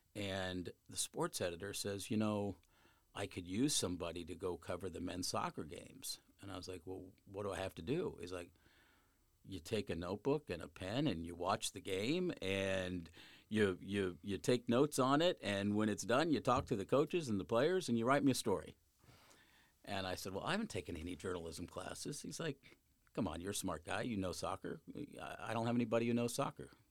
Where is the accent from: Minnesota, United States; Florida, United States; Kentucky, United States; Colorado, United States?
Colorado, United States; Littleton; now in St. Louis, United States; I grew up in Littleton, Colorado